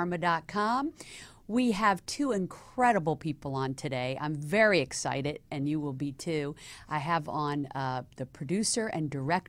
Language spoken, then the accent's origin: English; the South, United States; moved away; I came from the South